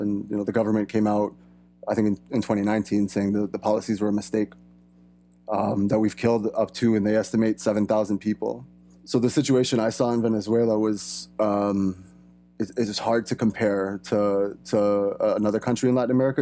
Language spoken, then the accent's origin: English; Canada; my background is European, I was born and raised here in Canada.